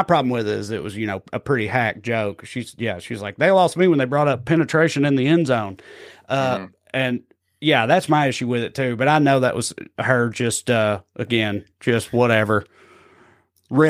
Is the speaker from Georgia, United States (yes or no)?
no; Tennessee, United States; Growing up in Tennessee, when I was a young kid who still loved football already